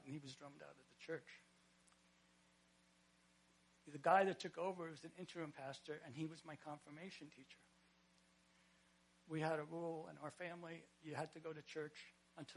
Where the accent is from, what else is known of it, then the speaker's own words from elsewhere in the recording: Bergen County, New Jersey, United States; now in Ulster County, United States; I was raised in Bergen County